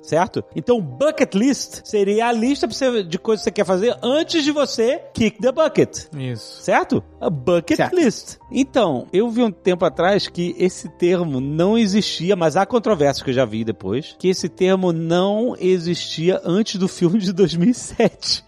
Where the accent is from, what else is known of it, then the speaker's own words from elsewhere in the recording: Brazil; pra gente que é brasileiro